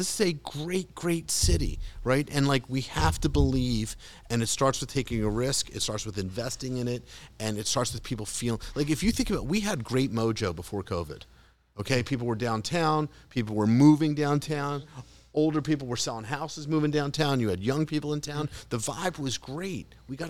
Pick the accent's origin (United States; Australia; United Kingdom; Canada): United States; Philadelphia, Pennsylvania; I'm a Philadelphian.